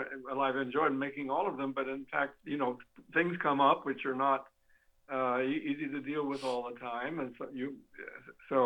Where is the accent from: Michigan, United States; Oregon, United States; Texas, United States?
Oregon, United States; Klamath Falls; I'm a guy who was born and brought up in Klamath, not born, but brought up in Klamath Falls, Oregon